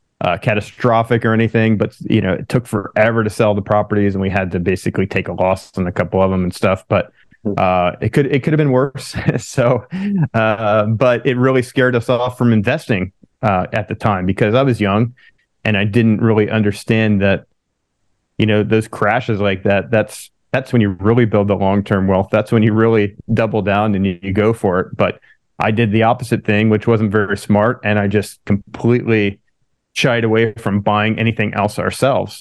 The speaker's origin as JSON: {"language": "English", "region": "Pennsylvania", "country": "United States", "tie": "born or raised there", "also_born_or_lived": "California", "moved": "as an adult", "lives_now": "San Diego, United States", "said": "I'm from Pennsylvania originally, so I'm from kind of the whole other end of the U.S. But, you know, I grew up there and went to college there"}